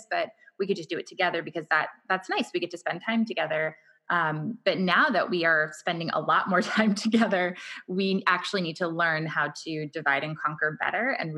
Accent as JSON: {"language": "English", "area": "Orange County", "region": "California", "country": "United States", "tie": "born or raised there", "also_born_or_lived": "Los Angeles, California", "moved": "as an adult", "lives_now": "San Diego, United States", "said": "I was born in Los Angeles, kind of grew up in Orange County"}